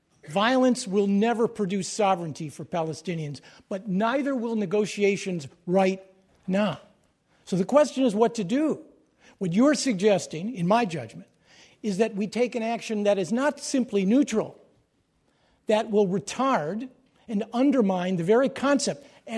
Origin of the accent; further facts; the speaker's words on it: United States; I speak here not an Israeli to you and not as a Palestinian. I speak with all of its imperfections and contradictions as an American